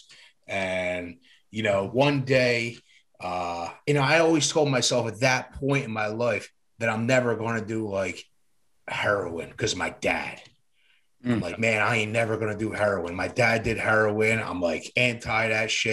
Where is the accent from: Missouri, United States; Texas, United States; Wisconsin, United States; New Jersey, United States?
New Jersey, United States; Camden; It was just me and my mom growing up. Poor neighborhood. One light signal away from Camden, New Jersey. I was born in Camden. And I grew up in a poor neighborhood